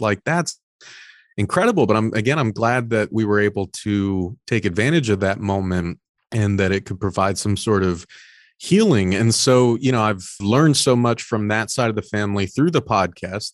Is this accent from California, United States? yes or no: yes; Orange County, Southern California, United States; I was born in Orange County, Southern California, first generation Mexican-American